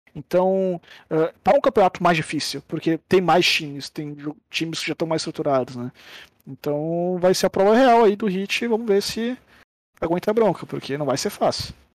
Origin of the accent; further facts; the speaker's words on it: Brazil; nós, como brasileiros